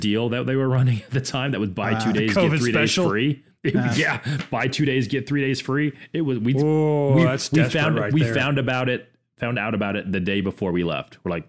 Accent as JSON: {"language": "English", "town": "Orlando", "region": "Florida", "country": "United States", "tie": "born or raised there", "said": "So I grew up in Orlando, Florida. I grew up 15 minutes from Disney."}